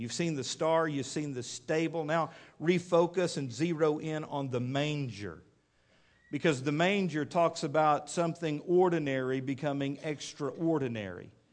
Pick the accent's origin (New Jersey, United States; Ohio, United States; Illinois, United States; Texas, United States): Texas, United States; Midland; growing up in Midland, Texas